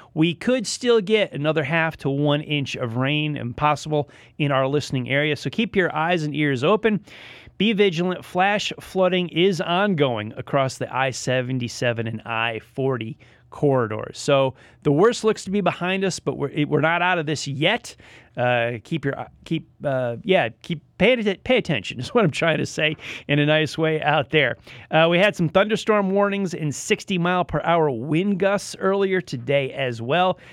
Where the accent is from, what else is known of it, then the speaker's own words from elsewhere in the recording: Northeast, United States; moved away; I'm from the Northeast myself